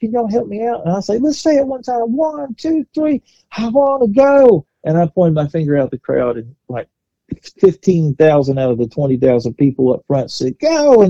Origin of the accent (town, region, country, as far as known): Kentucky, United States; born or raised there; also born or lived in Nashville